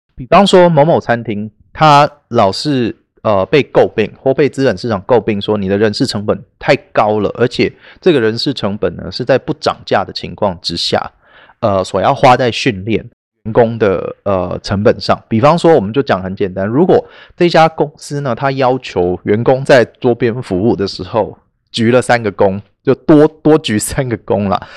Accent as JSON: {"language": "Chinese", "country": "Taiwan", "said": "因为我们台湾人"}